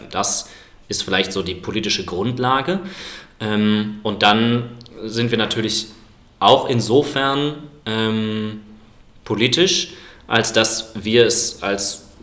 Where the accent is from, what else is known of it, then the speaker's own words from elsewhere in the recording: Cologne, North Rhine-Westphalia, Germany; accent: Cologne; Ich komme aus Köln, manchmal hört man das übrigens.